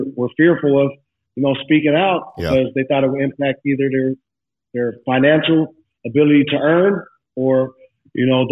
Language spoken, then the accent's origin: English; Seattle, Washington, United States; I'm from Seattle, diehard Seattle Sonics fans